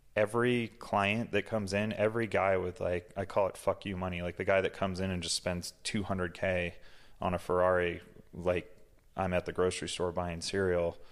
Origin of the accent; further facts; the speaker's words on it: Massachusetts, United States; now in Utah, United States; I grew up in Massachusetts, um, raised by a single mom